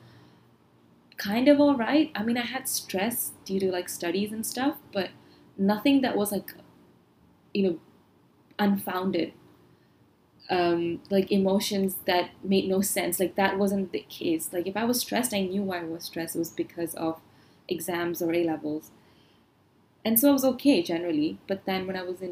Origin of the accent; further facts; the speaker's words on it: Malaysia; I am also Asian, and I grew up in Asia, in Malaysia